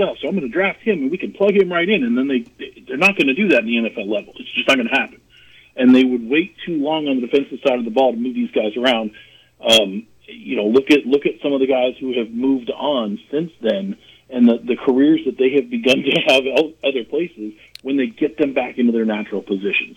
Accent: the Valley, Arizona, United States; now in Georgia, United States; I grew up in the Valley

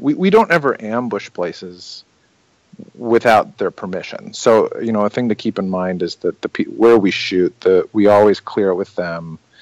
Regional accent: outside of Chicago, Illinois, United States; I grew up outside of Chicago

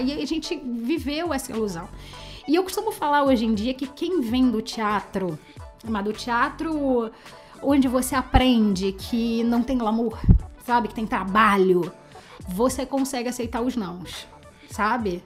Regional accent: Rio de Janeiro, Brazil; eu sou carioca

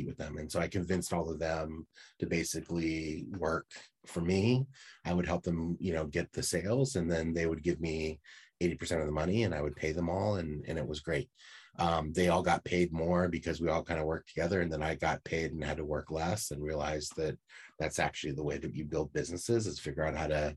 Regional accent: San Francisco Bay Area, California, United States; I grew up in San Francisco Bay Area

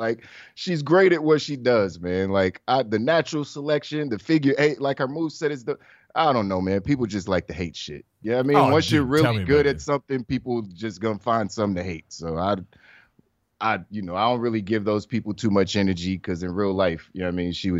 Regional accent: Washington, District of Columbia, United States; I'm from Washington, D.C.

